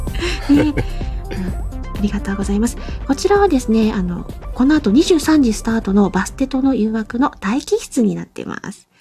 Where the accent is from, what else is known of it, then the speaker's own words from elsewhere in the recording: Kyushu, Japan; うちは九州なんですけど